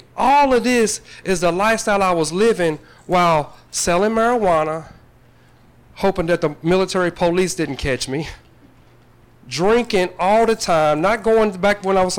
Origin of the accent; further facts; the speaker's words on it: Paducah, Kentucky, United States; Growing up in Paducah, I was raised by an adoptive family